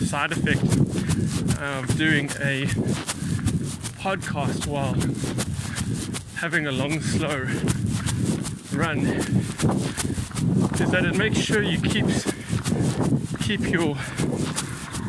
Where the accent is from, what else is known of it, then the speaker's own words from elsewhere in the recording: South Africa; moved away; I am from South Africa